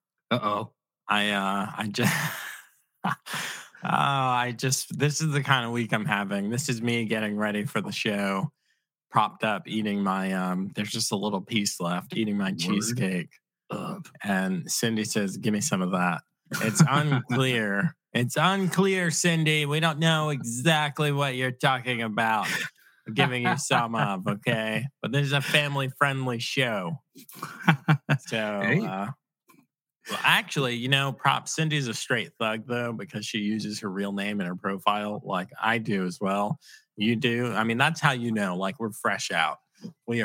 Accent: Virginia Beach, Virginia, United States; moved away; I'm from Virginia Beach

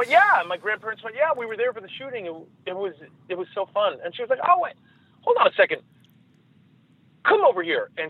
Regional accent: New York, United States; I grew up in New York

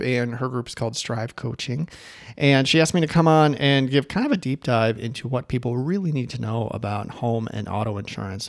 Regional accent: Chicago, Illinois, United States; now in Boise, United States; I live in Idaho. I hail from Chicago, Illinois, originally

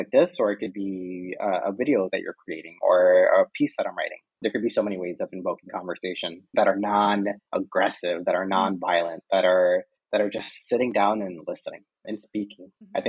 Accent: United States; And but I still kind of like am aligned in that way because I'm American.

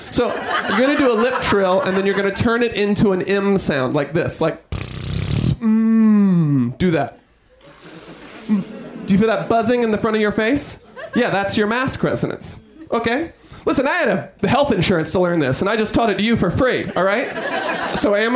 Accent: New York, United States; I'm from New York.

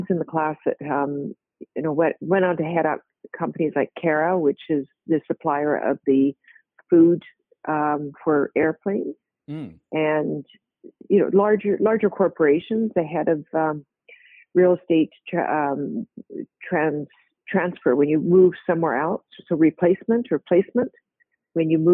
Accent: Victoria, British Columbia, Canada; moved away as an adult; also born or lived in Winnipeg, Manitoba / New Zealand / Hawaii; I grew up really a West Coast girl in British Columbia for the most part

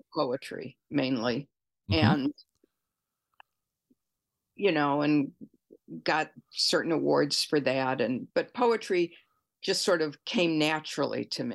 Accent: Detroit, Michigan, United States; now in Seattle, United States; I grew up in Detroit when the Tigers were pretty good.

